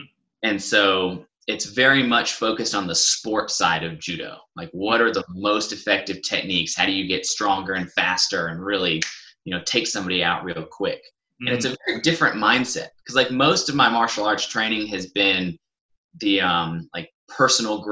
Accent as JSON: {"language": "English", "town": "Atlanta", "region": "Georgia", "country": "United States", "tie": "born or raised there", "said": "I grew up in Atlanta. I was born and raised there"}